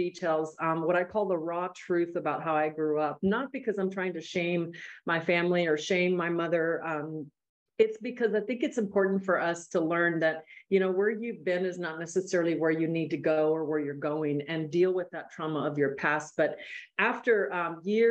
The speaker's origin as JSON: {"language": "English", "town": "El Paso", "region": "Texas", "country": "United States", "tie": "born or raised there", "lives_now": "Austin, United States", "said": "I'm a border town gal. I grew up in El Paso, Texas"}